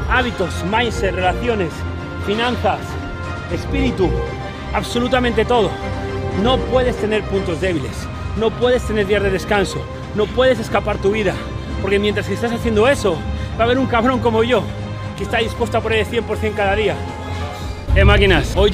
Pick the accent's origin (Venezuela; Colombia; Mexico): Colombia; moved away as an adult; now in United States; soy un colombiano. Llegué hace cuatro años